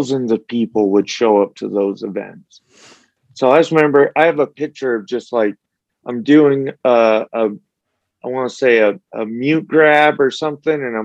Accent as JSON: {"language": "English", "town": "St. George", "region": "Utah", "country": "United States", "tie": "born or raised there", "also_born_or_lived": "Las Vegas, Nevada", "said": "even though I grew up in Las Vegas and St. George, the bulk of my life, you know, you move to St. George, it's a small little town."}